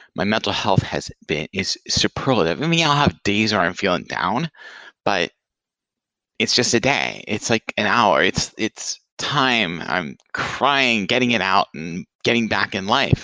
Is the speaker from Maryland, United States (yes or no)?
no; Franklin, Tennessee, United States; moved away; my hometown, Franklin, Tennessee